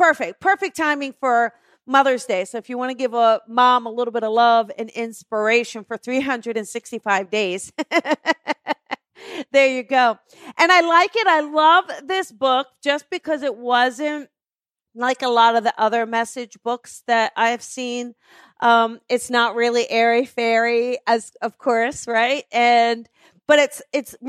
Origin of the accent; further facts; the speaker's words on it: New Jersey, United States; moved away; I am from New Jersey, and I am heading back in May